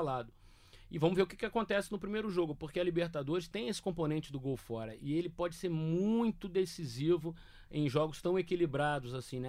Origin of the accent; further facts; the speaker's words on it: Rio de Janeiro, Brazil; eu que sou do Rio